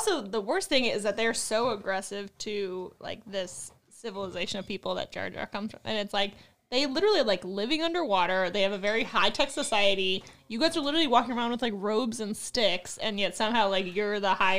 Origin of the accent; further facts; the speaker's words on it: Louisville, Kentucky, United States; I'm from Louisville.